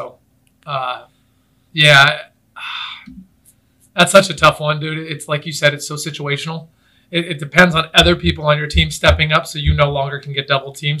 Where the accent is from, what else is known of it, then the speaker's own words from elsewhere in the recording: San Francisco, California, United States; So I'm from San Francisco.